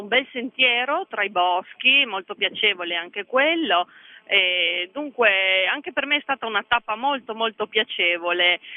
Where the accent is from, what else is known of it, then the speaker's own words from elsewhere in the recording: Koper, Slovenia; veniamo da Capodiste in Slovenia